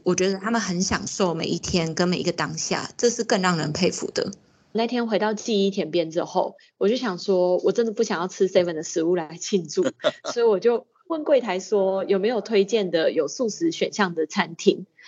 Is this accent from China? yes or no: no; Taiwan; 我们台湾人这么容易就可以来到日本